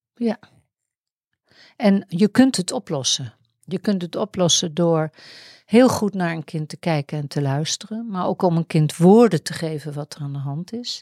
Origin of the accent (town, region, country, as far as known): Netherlands